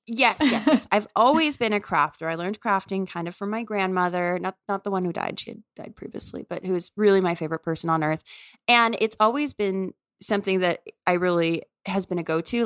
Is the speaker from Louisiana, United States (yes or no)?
yes; New Orleans, Louisiana, United States; moved away; I'm from New Orleans and I love New Orleans